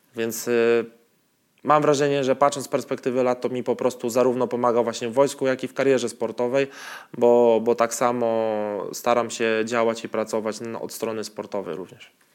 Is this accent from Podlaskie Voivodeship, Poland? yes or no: yes; Białystok, Podlaskie Voivodeship, Poland; moved away; also born or lived in Poznań; u mnie w Białymstoku